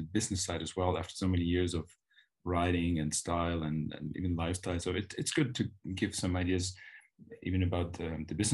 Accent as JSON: {"language": "English", "country": "Germany", "said": "I'm from Germany"}